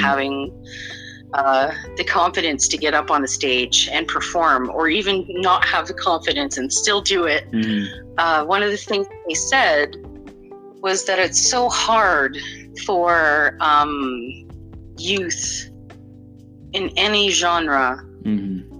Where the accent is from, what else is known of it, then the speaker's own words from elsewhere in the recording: Canada; Being Canadian